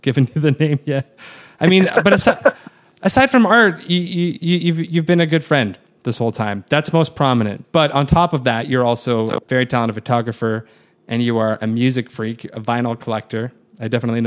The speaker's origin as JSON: {"language": "English", "area": "Waterloo region", "region": "Ontario", "country": "Canada", "tie": "born or raised there", "said": "my hometown, the Waterloo region of Ontario"}